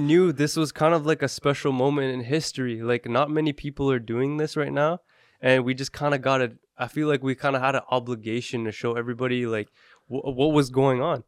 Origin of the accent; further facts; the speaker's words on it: Canada; We're from Canada